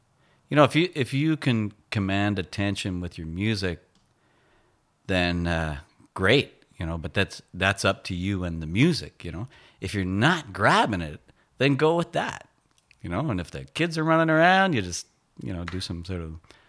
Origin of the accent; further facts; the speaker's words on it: Shannon, Quebec, Canada; also born or lived in Sherbrooke, Quebec; now in Wakefield, Canada; I was born in Sherbrooke, Quebec, but as a young baby, we moved to Shannon, which was my dad's hometown. It's a little ways northwest of Quebec City.